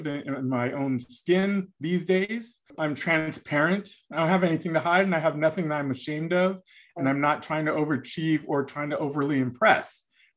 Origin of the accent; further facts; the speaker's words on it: United States; as an American, I was very American